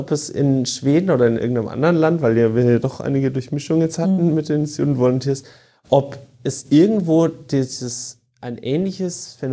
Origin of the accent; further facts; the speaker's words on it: Würzburg, Bavaria, Germany; moved away as an adult; also born or lived in Dortmund; ich bin ursprünglich aus Würzburg. Würzburg. Würzburg und habe dann in Baden. Dortmund studiert.